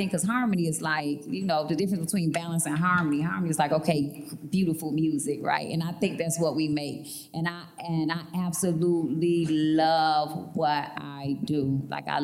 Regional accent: Chicago, Illinois, United States; I'm from Chicago and I talk with a swag and have braids

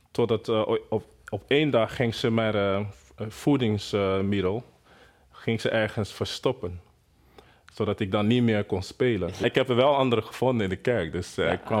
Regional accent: Benin City, Edo, Nigeria; Dutch is a second language; moved away as an adult; also born or lived in Lagos, Nigeria; now in Netherlands; in Benin City. dat is een, een stad in Nigeria. En daar uh, behoren Edo-stam. Dus ik kom uit Edo-stam, Edo-mensen. Dus we hebben echt een koninkrijk. Dus zo wordt het nog steeds genoemd. Ik ben een Edo-stam, uh, geboren

